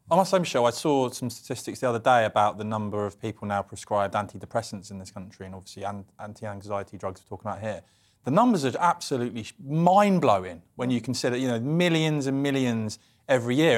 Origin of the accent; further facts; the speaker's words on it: Cambridge, East of England, United Kingdom; I'm from Cambridge